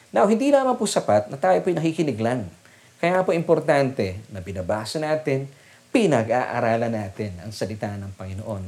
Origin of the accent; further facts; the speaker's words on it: Las Piñas, Metro Manila, Philippines; kami po ay taga Las Piñas at nananatili po kami taga Las Piñas